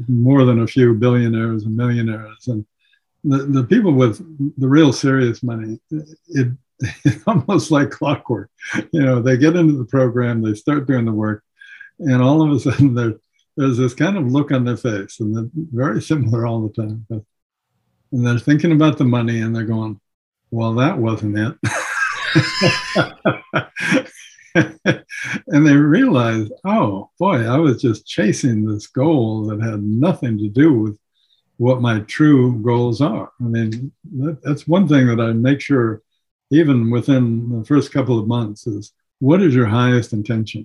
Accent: Seattle, Washington, United States; I was born and raised in Seattle

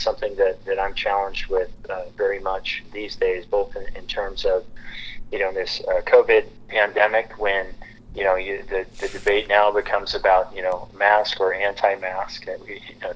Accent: Lewiston, Idaho, United States; moved away as an adult; now in Sandpoint, United States; I grew up in Lewiston, which is about 200 miles south

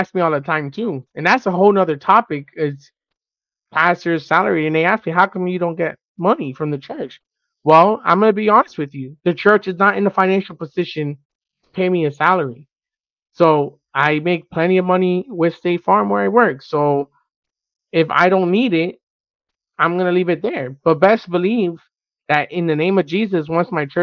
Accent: Miami, Florida, United States; We're from Miami

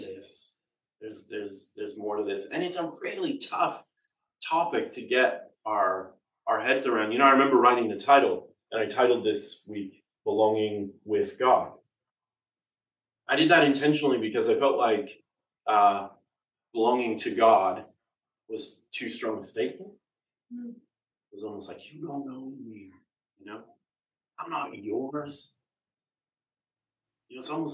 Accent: Canada; accent: Canadian; the dulcet tones of my Canadian accent

